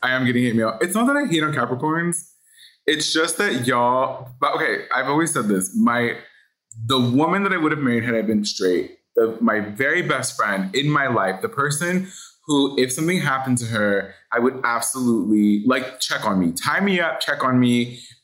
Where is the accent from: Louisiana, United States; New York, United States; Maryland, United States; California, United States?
California, United States; Los Angeles; born and raised in Hollywood